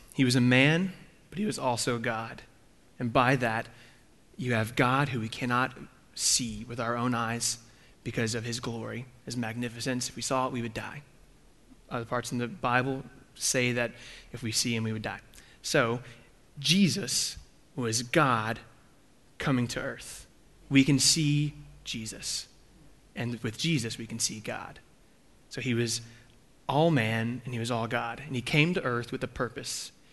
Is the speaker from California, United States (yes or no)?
no; Texas, United States; moved away; I grew up in Texas.